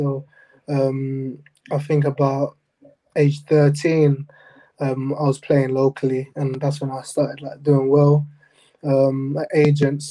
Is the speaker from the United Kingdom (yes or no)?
yes; England, United Kingdom; also born or lived in Jamaica / United States; I came from America to England about age six